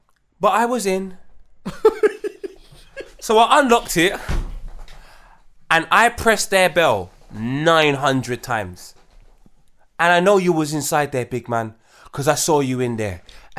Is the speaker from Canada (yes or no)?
no; Brixton, London, United Kingdom; I'm from South London. I'm like, oh, go on, my brother, what part? Yeah. I'm from Brixton.